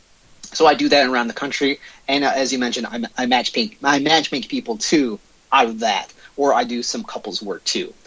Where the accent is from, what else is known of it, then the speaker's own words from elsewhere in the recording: Michigan, United States; also born or lived in Detroit / Dearborn, Michigan; Born and raised in Michigan. So I spent the first 5 years of my life in Detroit. Moved around throughout the state for various jobs. But I've been in Southeast Michigan all my life.